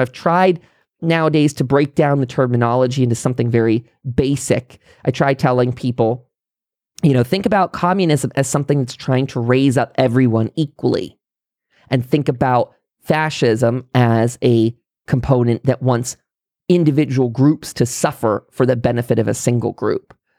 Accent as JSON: {"language": "English", "country": "United States", "said": "as an American"}